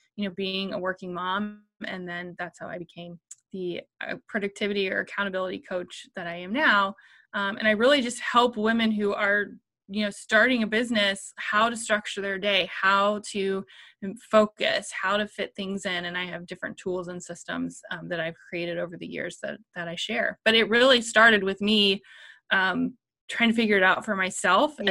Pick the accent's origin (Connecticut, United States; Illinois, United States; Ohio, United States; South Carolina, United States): Ohio, United States; Columbus; I'm from Columbus, Ohio